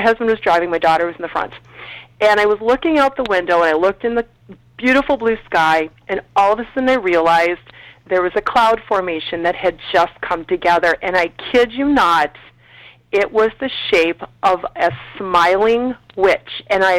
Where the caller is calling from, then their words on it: Minneapolis, Minnesota, United States; I am calling from Minneapolis